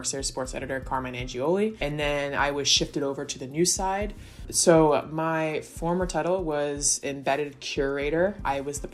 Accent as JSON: {"language": "English", "region": "Southern Connecticut", "country": "United States", "moved": "as an adult", "lives_now": "Staten Island, United States", "said": "I'm from Southern Connecticut. And I came over to Staten Island for college."}